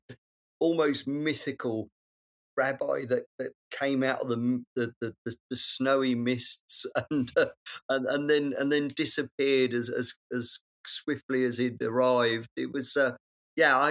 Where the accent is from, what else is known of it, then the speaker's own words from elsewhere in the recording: London, United Kingdom; I know London, I'm a Londoner